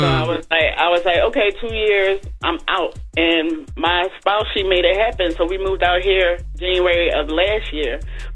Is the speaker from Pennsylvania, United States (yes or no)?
yes; Philadelphia, Pennsylvania, United States; moved away; I came from Philly, and the prices down here is way more than it was in Philly.